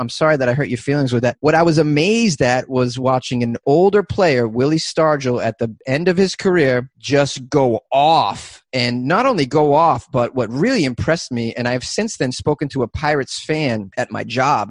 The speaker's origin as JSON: {"language": "English", "region": "Massachusetts", "country": "United States", "tie": "born or raised there", "moved": "as an adult", "lives_now": "Los Angeles, United States", "said": "Oh, I was born and raised in Massachusetts."}